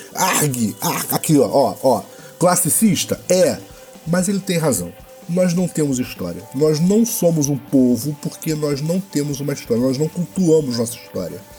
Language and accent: Portuguese; Rio de Janeiro, Brazil; Eu sou do Rio de Janeiro, eu e Bena